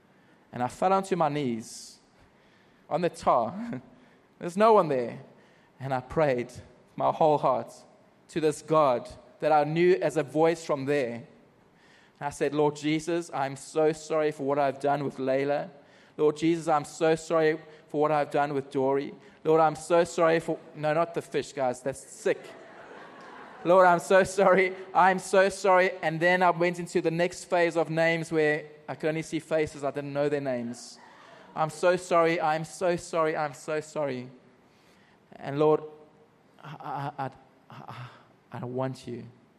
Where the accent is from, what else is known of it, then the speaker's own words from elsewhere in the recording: Margate, South East England, United Kingdom; went back to my hometown called Margate and was invited to speak into some churches.